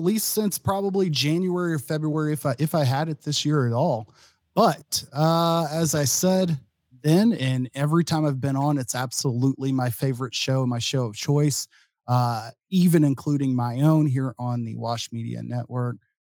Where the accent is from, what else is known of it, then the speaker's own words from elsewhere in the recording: Dallas, Texas, United States; moved away as an adult; also born or lived in Austin, Texas; now in Madison, United States; I'm from the Dallas, Fort Worth area